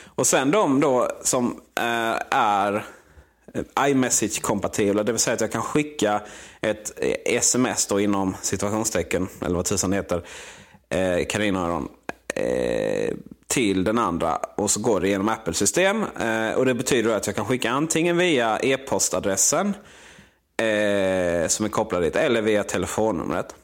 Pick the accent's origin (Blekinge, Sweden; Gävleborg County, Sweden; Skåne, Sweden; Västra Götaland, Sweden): Blekinge, Sweden; moved away; där hemma i Blekinge